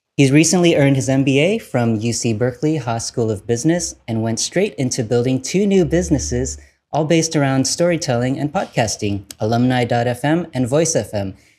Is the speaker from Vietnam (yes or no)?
yes; Vietnam; I'm from Vietnam and not China